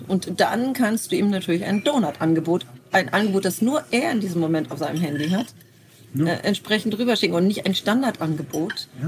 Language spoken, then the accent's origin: German; Bremen, Germany; Nun bin ich in Fegesack aufgewachsen. Das ist ein, ein Ortsteil von Bremen